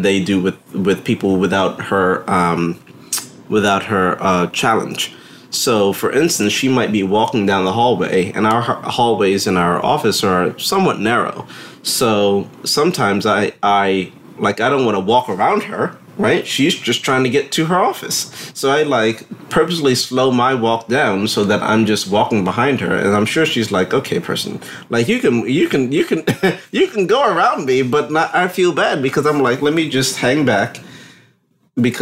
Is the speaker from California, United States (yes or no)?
no; New Jersey, United States; moved away; I'm originally from New Jersey.